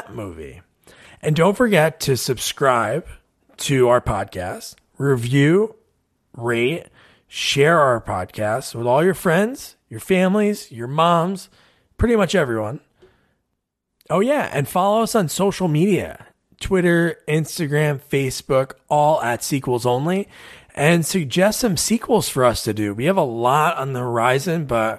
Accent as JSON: {"language": "English", "region": "New Jersey", "country": "United States", "moved": "as an adult", "lives_now": "Portland, United States", "said": "We're from Jersey, but we moved out there for a few years"}